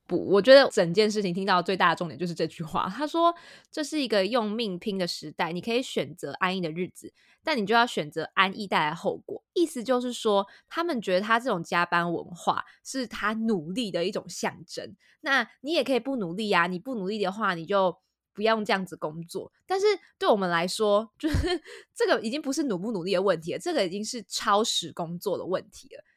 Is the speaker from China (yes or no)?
no; Taiwan; 身为台湾人